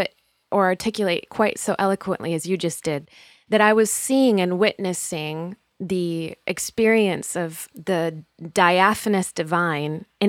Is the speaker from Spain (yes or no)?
yes; Spain; I grew up overseas in Spain as a missionary kid myself.